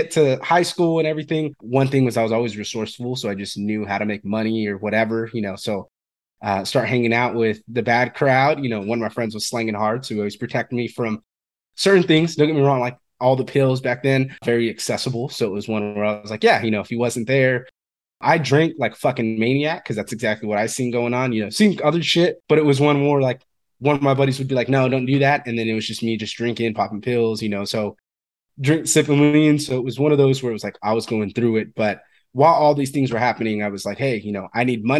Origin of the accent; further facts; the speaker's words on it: Fresno, California, United States; I'm from Fresno, California.